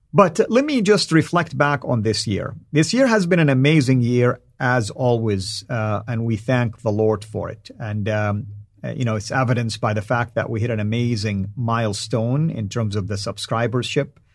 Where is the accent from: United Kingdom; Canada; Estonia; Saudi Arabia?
Saudi Arabia; accent: Saudi; first language Arabic; English is a second language; my native tongue, the Arabic, and specifically in my Saudi tongue